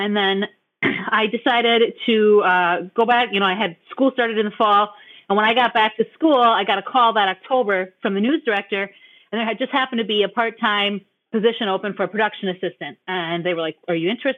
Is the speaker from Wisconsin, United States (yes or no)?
yes; Green Bay, Wisconsin, United States; also born or lived in Oconto Falls; my hometown in Green Bay